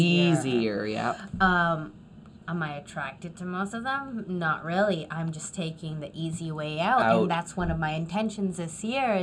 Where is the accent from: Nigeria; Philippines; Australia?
Philippines; there's a certain privilege as a Filipina who, in the Filipino community, there's this whole thing about being whiteness